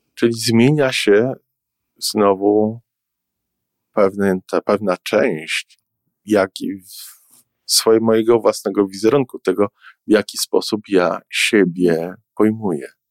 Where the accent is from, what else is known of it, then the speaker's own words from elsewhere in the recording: Warsaw, Masovian Voivodeship, Poland; now in Toronto, Canada; jestem warszawiakiem, który który mieszka w Kanadzie